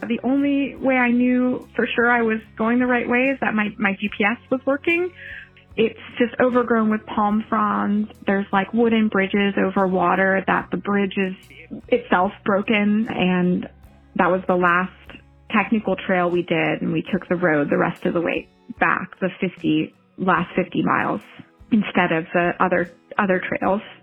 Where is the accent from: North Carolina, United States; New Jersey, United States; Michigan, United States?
New Jersey, United States; now in St. Augustine, United States; I live in St. Augustine, Florida and I'm from New Jersey